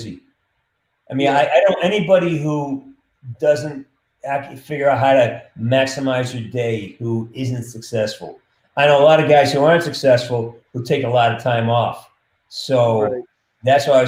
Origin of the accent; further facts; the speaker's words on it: Western Massachusetts, United States; now in California, United States; I'm from Western Mass